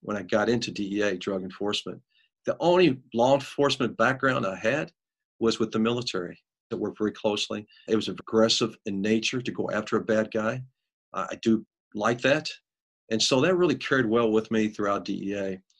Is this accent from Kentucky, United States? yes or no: yes; Taylorsville, Kentucky, United States; moved away; grew up on Plum Creek and Taylorsville, Kentucky